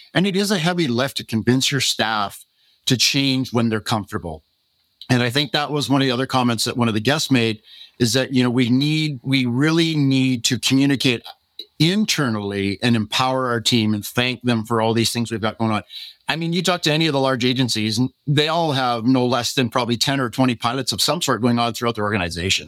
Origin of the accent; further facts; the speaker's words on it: Canada; being a Canadian